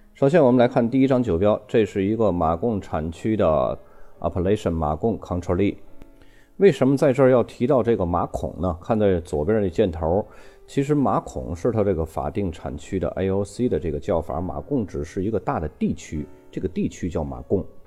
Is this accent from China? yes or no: yes; China; 我们中国人